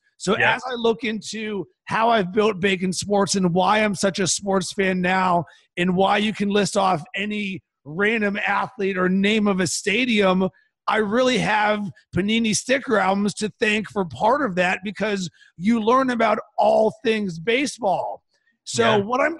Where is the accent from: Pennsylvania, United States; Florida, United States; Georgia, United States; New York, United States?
Pennsylvania, United States; Pittsburgh; now in Chicago, United States; growing up in Pittsburgh